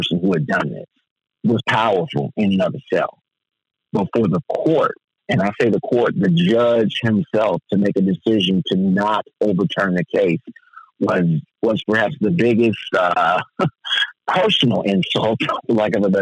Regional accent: United States; I was born in America

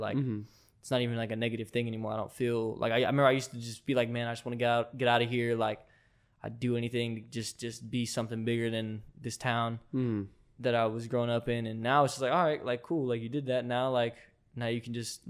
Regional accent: Mesa, Arizona, United States; also born or lived in Texas; Yeah, I was born in Mesa.

